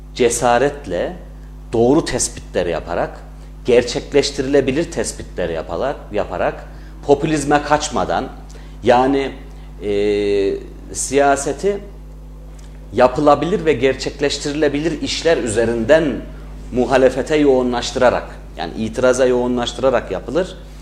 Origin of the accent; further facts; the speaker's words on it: Bünyan, Kayseri Province, Turkey; also born or lived in Ankara; 1985 Kayseri Bünyan doğumluyum. Ee, bütün ilk orta öğretimimi, lise eğitimimi Bünyan'da tamamlamış bir insanım.